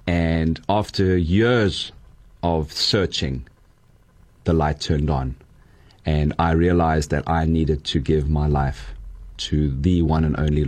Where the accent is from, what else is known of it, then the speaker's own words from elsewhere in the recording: United States; Growing up in the United States, most young boys might want to be the new point guard or the new, you know, lead pitcher or the new quarterback.